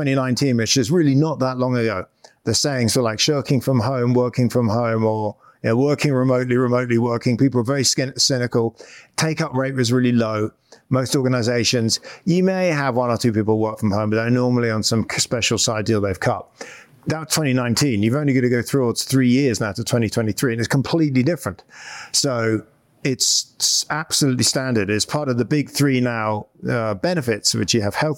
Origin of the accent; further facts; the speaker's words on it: United Kingdom; moved away as an adult; now in United States; I'm British. Well, guess we're both British. We're both Brits in America. I came over to Stanford University about 20 years ago in 2004.